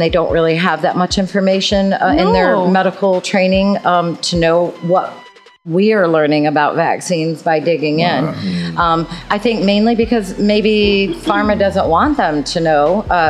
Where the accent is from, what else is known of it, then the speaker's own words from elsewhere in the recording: Michigan, United States; I'm from Michigan.